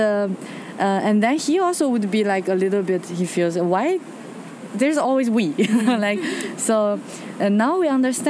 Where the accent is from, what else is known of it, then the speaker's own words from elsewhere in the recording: China; moved away; I'm from China